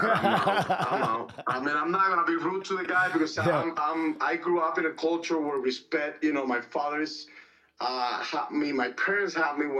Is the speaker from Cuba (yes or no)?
yes; Cuba; moved away; I was born and raised in Cuba